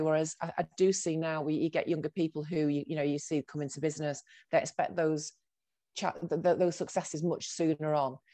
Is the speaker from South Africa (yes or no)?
no; Salford, North West England, United Kingdom; moved away as an adult; also born or lived in Manchester / Birmingham; I was born in Manchester, but then I grew up in Salford